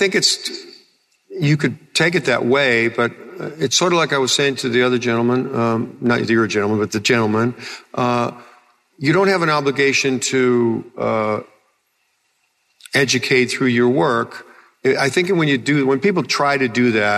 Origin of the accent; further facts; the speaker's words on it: Illinois, United States; I'm just a guy from Illinois